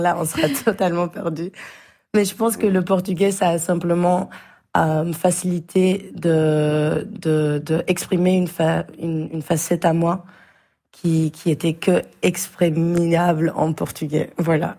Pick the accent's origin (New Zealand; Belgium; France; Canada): Belgium; on est belge